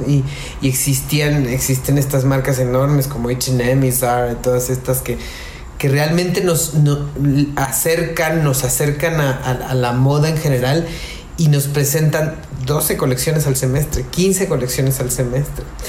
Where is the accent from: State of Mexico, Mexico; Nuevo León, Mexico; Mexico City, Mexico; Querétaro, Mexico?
Querétaro, Mexico; moved away; also born or lived in Monterrey; yo soy de Querétaro